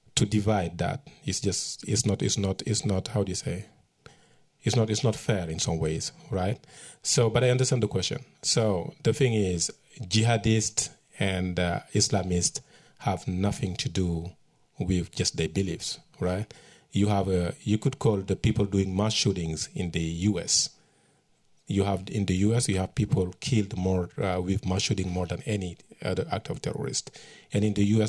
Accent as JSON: {"language": "English", "region": "Matam", "country": "Senegal", "tie": "born or raised there", "also_born_or_lived": "New York", "moved": "as an adult", "said": "my hometown in northern Senegal. It's called Matam"}